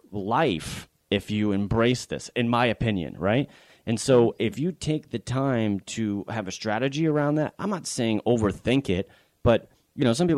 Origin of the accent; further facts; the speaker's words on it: Connecticut, United States; also born or lived in Boston; now in Florida, United States; I live in Florida and I grew up in Connecticut